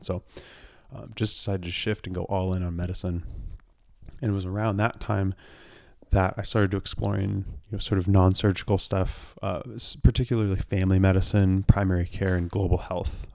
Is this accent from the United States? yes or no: yes; Portland, Oregon, United States; I grew up in the Portland area in the suburbs